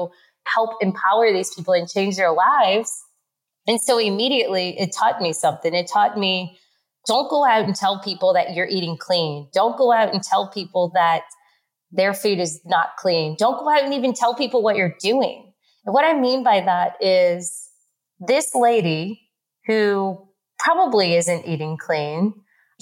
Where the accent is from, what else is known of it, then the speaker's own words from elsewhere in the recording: New Orleans, Louisiana, United States; accent: New Orleans; my accent because it's from New Orleans